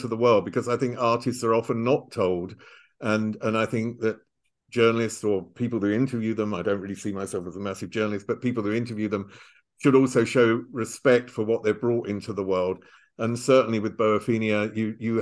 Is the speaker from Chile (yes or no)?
no; England, United Kingdom; now in Germany; I'm English